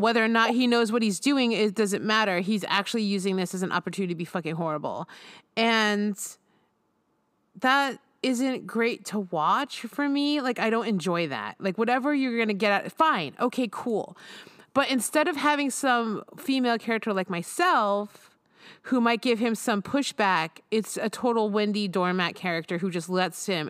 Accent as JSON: {"language": "English", "country": "United States", "said": "I'm an American"}